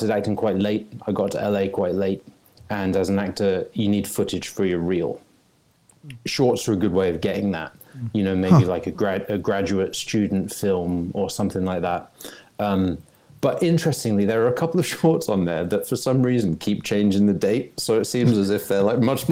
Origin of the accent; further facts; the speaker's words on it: England, United Kingdom; moved away as an adult; now in Los Angeles, United States; where I grew up, regionally specific country bumpkin in England